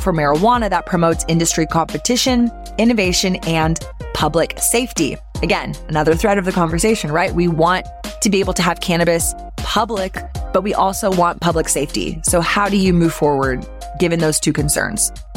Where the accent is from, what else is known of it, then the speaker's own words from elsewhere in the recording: Austin, Texas, United States; I were raised in Austin, grew up here